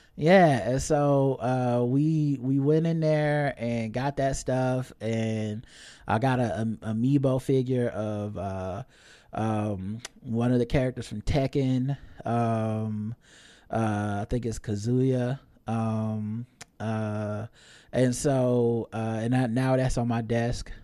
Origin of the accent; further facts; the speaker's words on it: the South, United States; I'm from the South